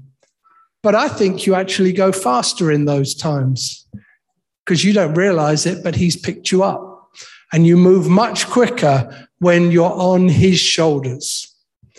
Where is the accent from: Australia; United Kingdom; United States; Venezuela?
United Kingdom; Horsham, South East England; now in Liverpool, United Kingdom; the family I grew up with in Horsham